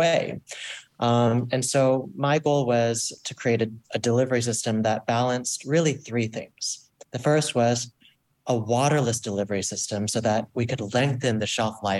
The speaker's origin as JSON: {"language": "English", "region": "Florida", "country": "United States", "tie": "born or raised there", "said": "I grew up in Florida"}